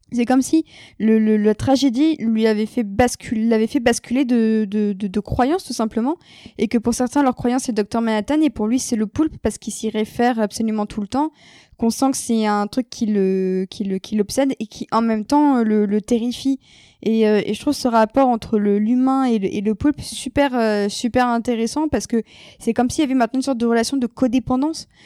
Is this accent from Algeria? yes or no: no; France; en tant que Française